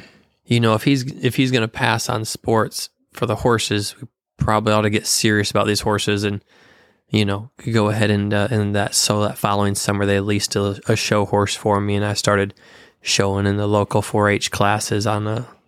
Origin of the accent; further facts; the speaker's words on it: Paw Paw, Michigan, United States; moved away; Born and raised in Michigan.